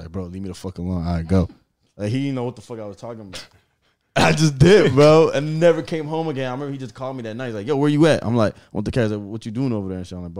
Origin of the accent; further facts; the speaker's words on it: Gwinnett County, Georgia, United States; also born or lived in Africa; I was raised in Gwinnett, bro. But I was born in Africa.